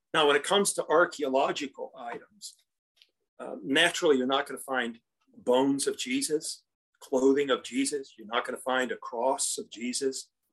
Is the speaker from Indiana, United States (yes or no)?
yes; Indiana, United States; I come from Indiana